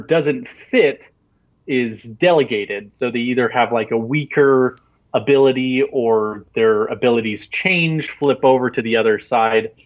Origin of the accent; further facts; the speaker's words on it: Salt Lake City, Utah, United States; now in Provo, United States; I'm from Salt Lake City, Utah, and right now I'm in Provo, Utah, which is 45 minutes away